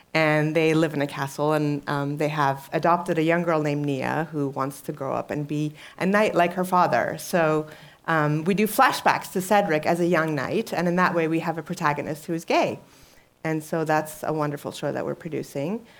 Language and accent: English; Iran; moved away; I'm originally from Iran